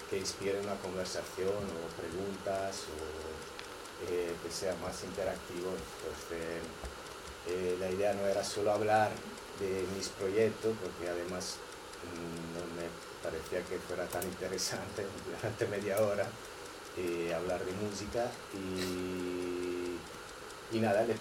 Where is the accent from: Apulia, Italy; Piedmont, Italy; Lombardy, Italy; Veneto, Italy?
Veneto, Italy; Verona; Spanish is a second language; moved away as an adult; now in Barcelona, Spain; eh, vengo de Italia y llevo unos 14 años aquí.